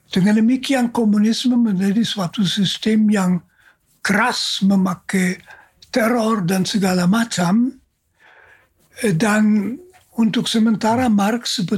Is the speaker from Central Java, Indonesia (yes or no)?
no; Jakarta, Indonesia; Lalu saya memperkenalkan diri, saya seorang Yesuit dari Jakarta dan sebagainya.